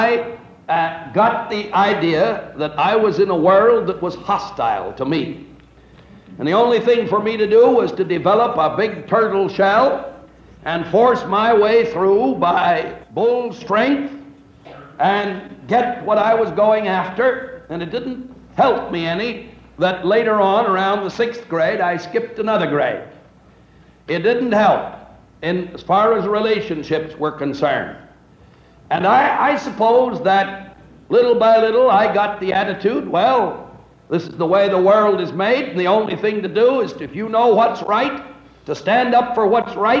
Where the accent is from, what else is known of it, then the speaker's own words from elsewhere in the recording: just south of San Francisco, California, United States; I was brought up in California, just south of San Francisco